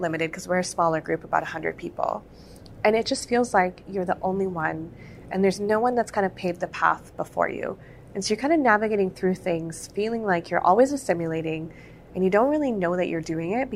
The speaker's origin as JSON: {"language": "English", "town": "Calgary", "region": "Alberta", "country": "Canada", "tie": "born or raised there", "said": "I've born and raised in Calgary"}